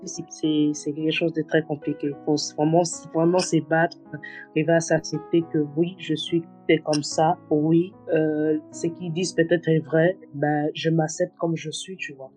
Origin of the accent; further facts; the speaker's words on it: DR Congo; je suis congolaise